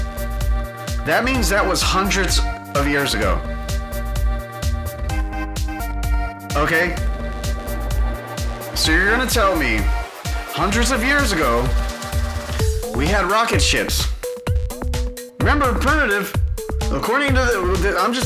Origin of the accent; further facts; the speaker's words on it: Houston, Texas, United States; I grew up in Houston